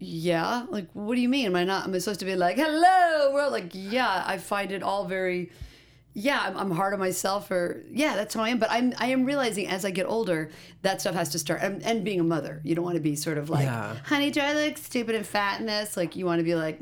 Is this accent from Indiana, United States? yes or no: yes; Indiana, United States; now in Los Angeles, United States; growing up in Indiana